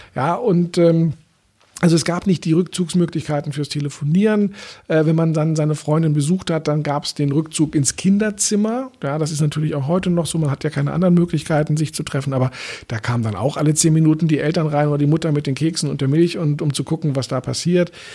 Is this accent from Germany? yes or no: yes; Berlin, Germany; ich bin in Eichkamp aufgewachsen